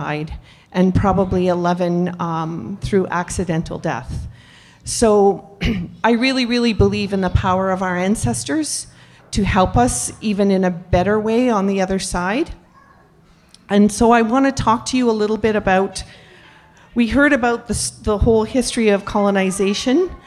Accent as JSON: {"language": "English", "area": "Nipissing First Nation", "region": "Ontario", "country": "Canada", "said": "I'm from Nipissing First Nation, which is 3.5 hours north of Toronto."}